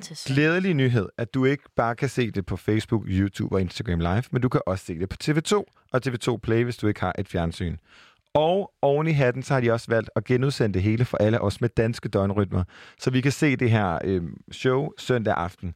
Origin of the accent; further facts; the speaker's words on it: Jutland, Denmark; moved away; hjemme i Jylland